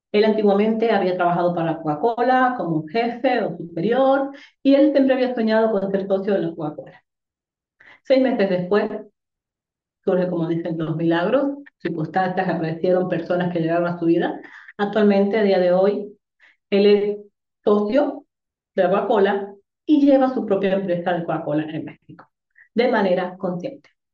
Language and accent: Spanish; Dominican Republic; moved away; also born or lived in Tenerife, Spain; yo soy dominicana